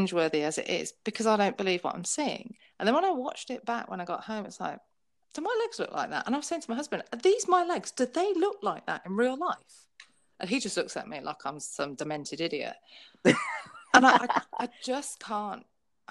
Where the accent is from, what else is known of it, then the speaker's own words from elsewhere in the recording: United Kingdom; I'm British.